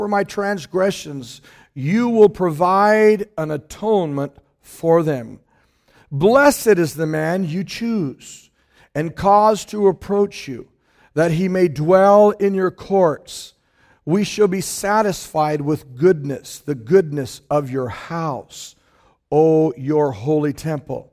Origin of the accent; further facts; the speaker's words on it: Hood River, Oregon, United States; moved away; I was born in Hood River, Oregon